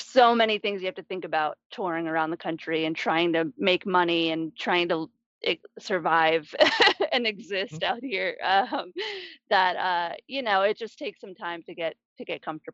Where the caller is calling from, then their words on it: Missouri, United States; I am somewhere in Missouri. Not quite sure where.